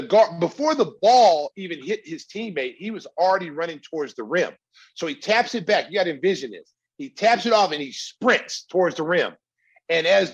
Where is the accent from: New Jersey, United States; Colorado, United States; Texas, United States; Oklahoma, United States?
Oklahoma, United States; Lawton; moved away; I'm from Oklahoma originally.